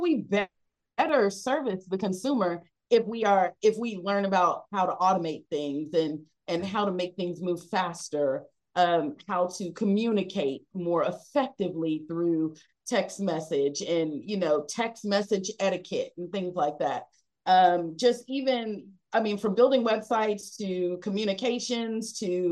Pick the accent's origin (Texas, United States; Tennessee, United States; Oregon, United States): Texas, United States; I've just really been mostly Texas, and I'm a Texan